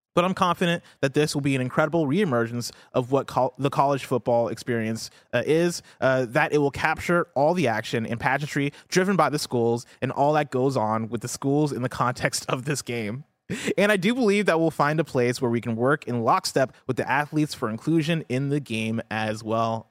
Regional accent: Illinois, United States; this is my hometown. This yeah. is my home state

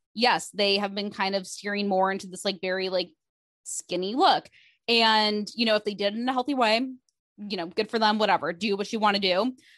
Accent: Midwest, United States; moved away; I'm from the Midwest

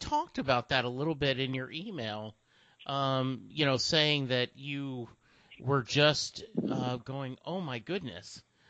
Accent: Louisiana, United States; My family were very, growing up in Louisiana, country music was a big player.

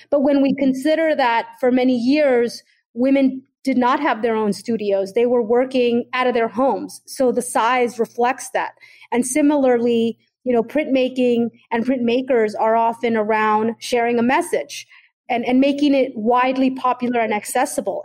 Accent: Oakland, California, United States; I was growing up in Oakland, California during the 80s and 90s

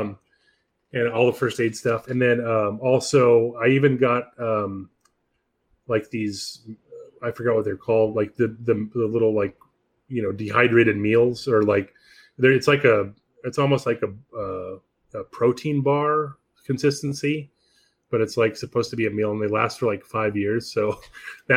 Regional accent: Palm Springs, California, United States; I grew up in Palm Springs

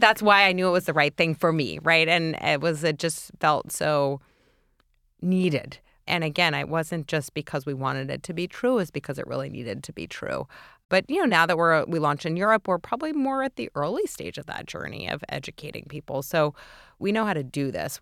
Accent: New York City, New York, United States; grew up in New York City

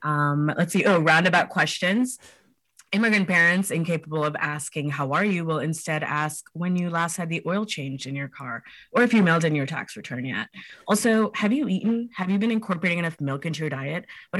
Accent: Hyderabad, Telangana, India; now in United States; Yeah, we're all from Hyderabad in India. It's in Telangana, South India. They're both from like, I don't know the names of the specific villages they're from, but they're both like from the villages, not from the city.

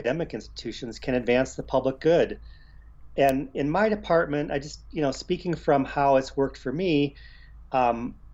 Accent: Cleveland, Ohio, United States; moved away as an adult; also born or lived in California; Growing up in Cleveland

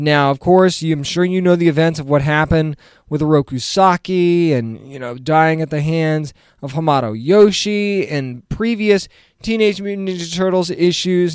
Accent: New England, United States; moved away; I'm originally from New England.

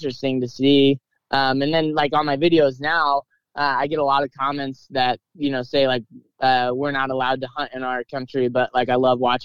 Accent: Northeast Missouri, United States; I still live here. I go to college where I grew up. So, I've been born and raised in Northeast Missouri.

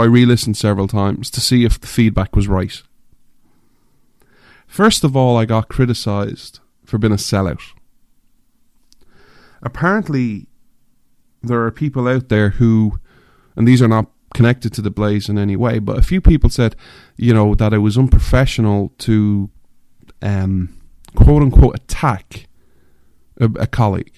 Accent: Ireland; moved away; I'm an Irishman, I grew up in Ireland, I'm an outsider

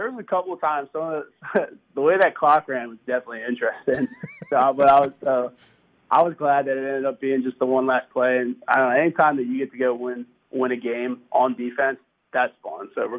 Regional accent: Maryland, United States; I mean, I was from Maryland, so I was a Ravens fan when I was little.

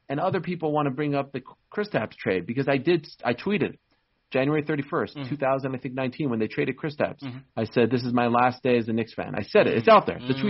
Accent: Canada; I'm Canadian. right? Yeah. And the Toronto Raptors in 2019 weren't playing for the city of Toronto. They were playing for the country of Canada.

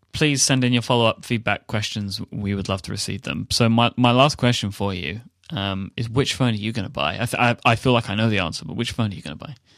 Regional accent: United Kingdom; the British guy

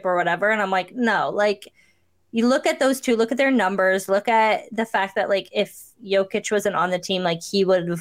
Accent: Cambridge, Ontario, Canada; I'm from Cambridge, but I pretend that I'm from Kitchener because no one wants to be from Cambridge.

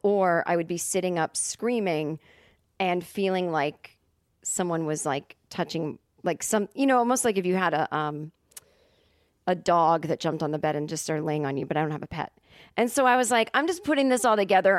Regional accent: Massachusetts, United States; now in Los Angeles, United States; growing up in Massachusetts where everything is just so old

